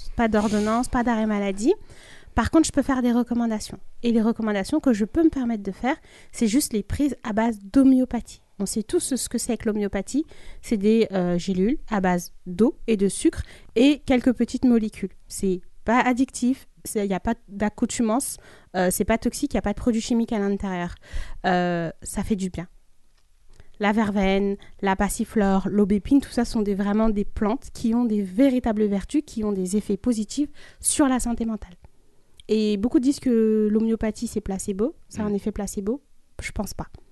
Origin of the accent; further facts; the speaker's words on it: Mali; je suis malienne